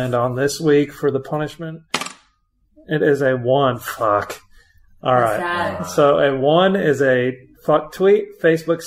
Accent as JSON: {"language": "English", "region": "Kansas", "country": "United States", "tie": "born or raised there", "moved": "yes", "said": "I grew up in Kansas."}